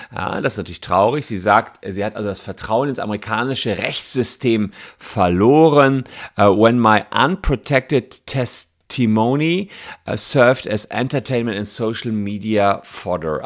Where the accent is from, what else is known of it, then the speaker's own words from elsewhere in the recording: Germany; bei uns in Deutschland